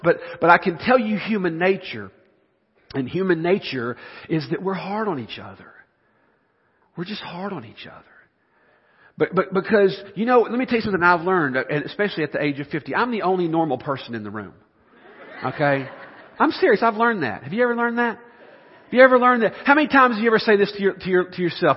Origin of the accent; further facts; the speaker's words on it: the South, United States; I'm from the South.